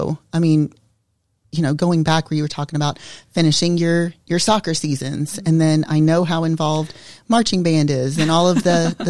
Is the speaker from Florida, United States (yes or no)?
yes; Florida, United States; we grew up in Florida as well.